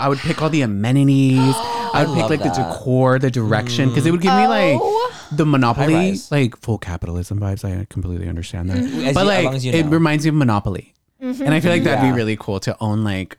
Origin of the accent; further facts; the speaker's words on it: the South, United States; Yeah, I'm from the South.